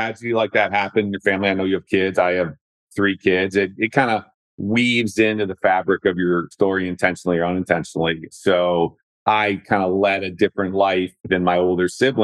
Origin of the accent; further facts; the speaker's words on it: Brookfield, Wisconsin, United States; now in Cincinnati, United States; I'm from a suburb outside of Wisconsin called Brookfield and had my formative years there